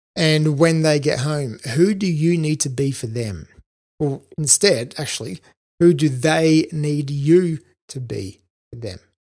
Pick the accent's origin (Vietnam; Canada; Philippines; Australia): Australia; moved away as an adult; also born or lived in Brisbane / London; I'm an Aussie